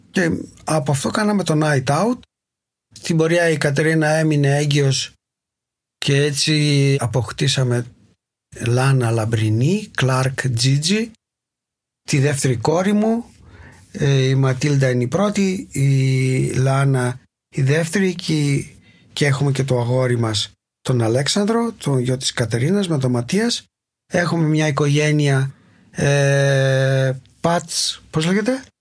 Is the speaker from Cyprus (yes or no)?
no; Greece; moved away as an adult; now in Berlin, Germany; Έφυγα από την Ελλάδα μαζί με την Ρενάτη, την τότε γυναίκα μου, που, που ήταν η Γερμανίδα, την γνώρισα στην Έγινα. Ε, και ήθελε και αυτή να φύγει οπότε το συζητήσαμε και είπαμε ωραία πάμε Βερολίνο